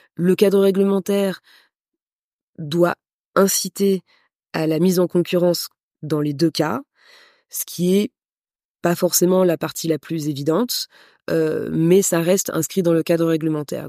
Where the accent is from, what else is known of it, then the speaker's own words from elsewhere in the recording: France; moved away as an adult; now in Madagascar; une entrepreneure d'origine française. Mon père est d'origine ukrainienne. Et assez rapidement, j'ai quitté la France pour venir m'installer à Madagascar